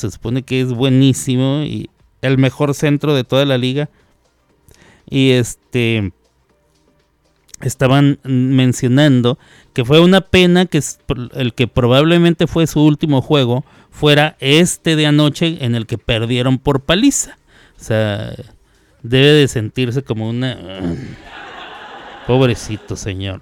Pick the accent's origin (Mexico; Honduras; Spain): Mexico; somos presumidos los mexicanos